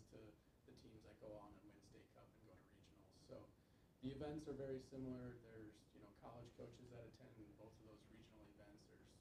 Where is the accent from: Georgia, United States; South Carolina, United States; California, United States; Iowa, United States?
Iowa, United States; Dubuque; growing up in Dubuque